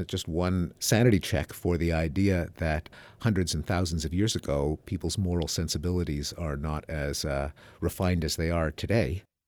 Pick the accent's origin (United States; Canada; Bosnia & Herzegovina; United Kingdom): Canada; Montreal, Quebec; moved away; I grew up in Montreal, Canada, in the English-speaking community